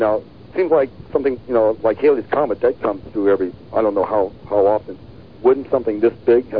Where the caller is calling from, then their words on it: Collinsville, Illinois, United States; Hello. We're … from Collinsville on satellite.